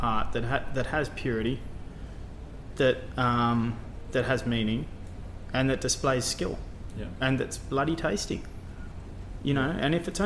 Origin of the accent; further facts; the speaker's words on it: Australia; moved away as an adult; when I grew up cooking, I was cooking French cuisine and Italian cuisine in my own country